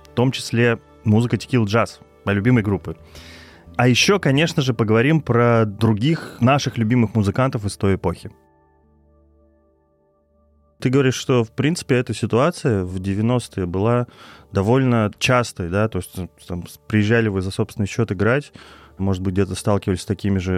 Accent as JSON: {"language": "Russian", "town": "Kirov", "region": "Kirov Oblast", "country": "Russia", "tie": "born or raised there", "said": "Концерт в моем родном городе Кирове в 97 году."}